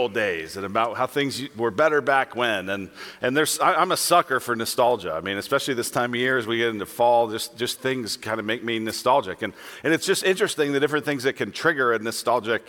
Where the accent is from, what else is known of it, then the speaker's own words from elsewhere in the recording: Denver, Colorado, United States; moved away; I'm from Denver